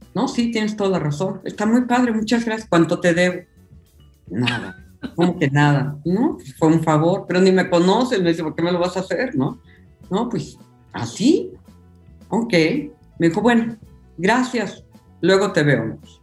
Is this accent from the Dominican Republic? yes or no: no; Oaxaca, Mexico; Yo soy de Oaxaca y los oaxaqueños somos medios obsesivos con nuestros sabores